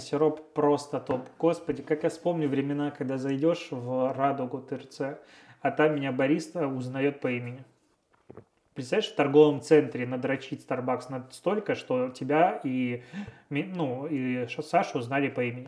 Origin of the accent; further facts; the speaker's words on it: Pinsk, Brest Region, Belarus; moved away as an adult; now in Russia; я из Пинска